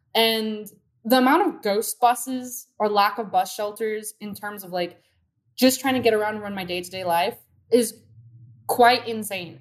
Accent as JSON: {"language": "English", "town": "Downey", "region": "California", "country": "United States", "tie": "born or raised there", "said": "I grew up in Downey next to a freeway"}